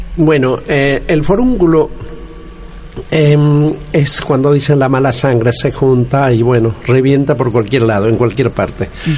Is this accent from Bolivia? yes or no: yes; Bolivia; Yo soy andino, como es de Bolivia.